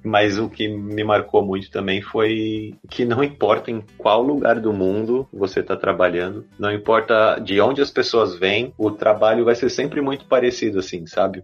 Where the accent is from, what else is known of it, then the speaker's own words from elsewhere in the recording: São Paulo, Brazil; moved away as an adult; now in Berlin, Germany; eu sou de São Paulo, nascido e criado Zona Sul ali, para quem conhece Santo Amaro